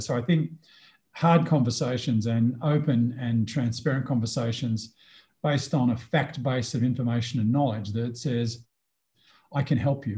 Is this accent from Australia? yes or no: yes; Australia; moved away as an adult; also born or lived in Sydney, Australia / Canberra, Australia / Melbourne, Australia / Singapore; now in Mexico; I am an Australian who's been an international expatriate